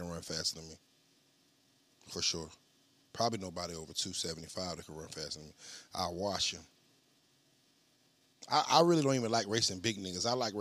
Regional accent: Dinwiddie, Virginia, United States; I'm from Dinwiddie.

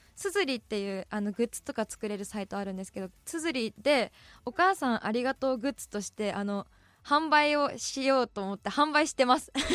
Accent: Sapporo, Hokkaido, Japan; 私、札幌市北区多幸区出身

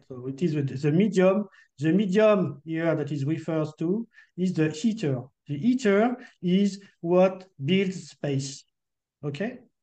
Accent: France; accent: French; English is a second language

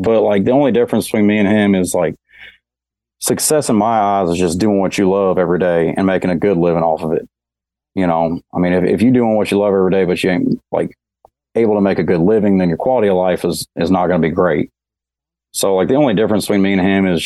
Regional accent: Newburgh, Indiana, United States; moved away as an adult; also born or lived in Madisonville, Kentucky; now in Nashville, United States; I was born in Madisonville, Kentucky, and I grew up in Newburgh, Indiana, mainly.

